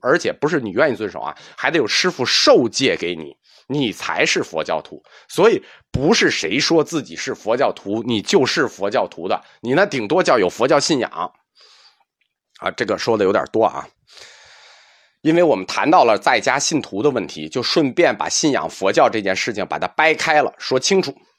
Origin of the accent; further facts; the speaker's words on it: China; 实际上我们中国人很少不相信因果报应